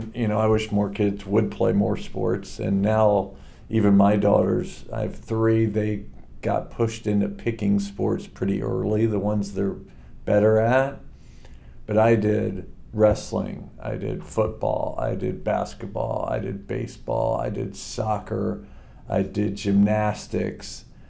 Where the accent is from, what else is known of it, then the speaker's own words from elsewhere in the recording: Springfield, Missouri, United States; also born or lived in Chillicothe, Ohio / New Jersey / Leavenworth; And so we moved from Chillicothe to New Jersey to Leavenworth to Colorado Springs to Springfield, Missouri. And that's where I went to high school, met Joanne, my wife, and made Missouri home. But born in Chillicothe.